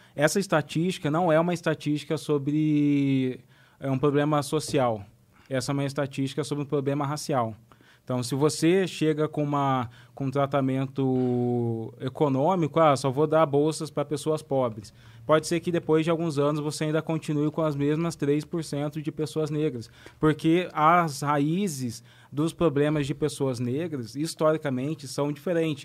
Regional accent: Brazil; moved away; de onde eu venho, do interior, tem muitos brancos pobres também.

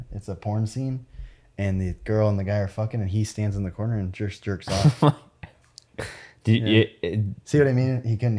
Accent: Englewood, Florida, United States; moved away; I'm from Florida. My whole life I lived in Inglewood. Yeah. I never left.

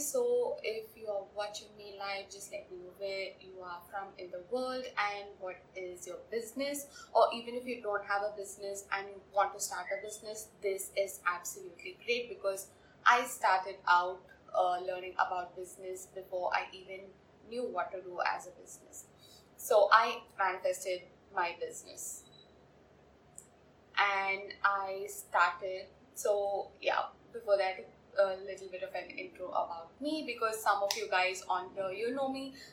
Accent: India; I'm from India

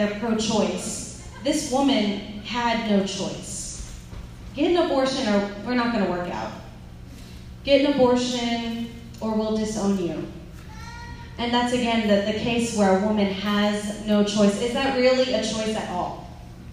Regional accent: Lafayette, Louisiana, United States; also born or lived in California; I'm from Lafayette

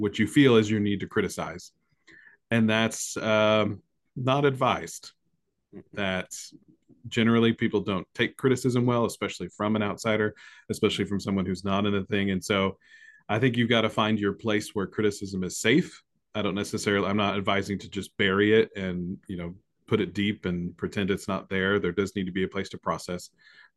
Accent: United States; we're American

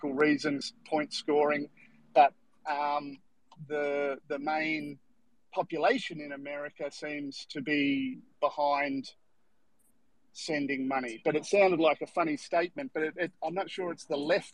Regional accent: Australia; I'm from Australia.

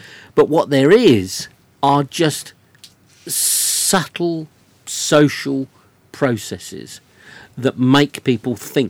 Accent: South East England, United Kingdom; I'm from Surrey in England.

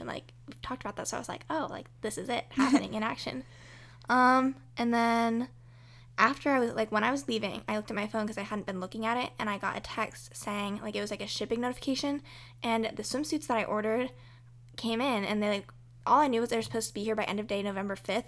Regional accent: United States; as American people that celebrate Thanksgiving

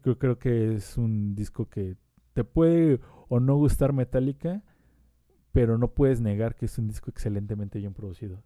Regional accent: Mexico; como mexicano y como latinoamericano

